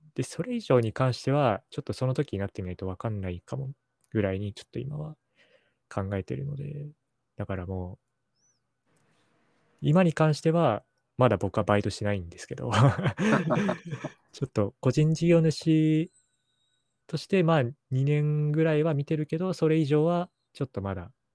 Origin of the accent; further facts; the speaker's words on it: Sapporo, Hokkaido, Japan; now in Tokyo, Japan; 札幌っていうところで育ってたんで